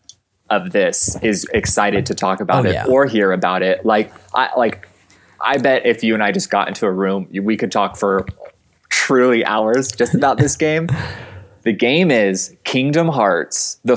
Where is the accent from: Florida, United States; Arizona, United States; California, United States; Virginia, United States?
Arizona, United States; moved away as an adult; also born or lived in Chicago; I am from Arizona. Like my house is like on dirt, like in the desert